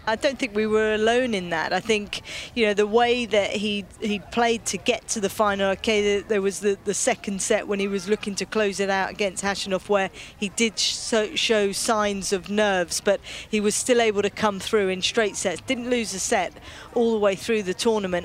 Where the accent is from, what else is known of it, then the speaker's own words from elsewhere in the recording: United Kingdom; being a Brit